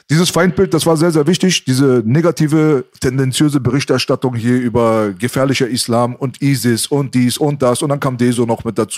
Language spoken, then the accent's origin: German; Iran; now in Germany; Also wenn ich jetzt gesagt habe, ich bin Iraner, haben sie gesagt, aber bist du nicht hier geboren? Habe ich gesagt, nein, ich bin hier nicht geboren.